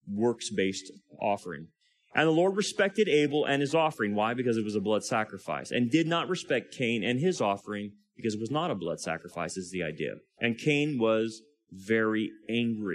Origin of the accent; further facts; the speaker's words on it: California, United States; I'm from California